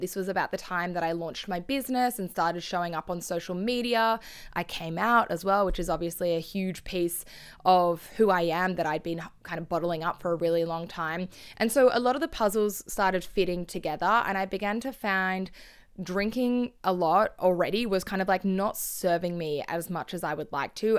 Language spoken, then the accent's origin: English; Sydney, New South Wales, Australia; where I grew up in Sydney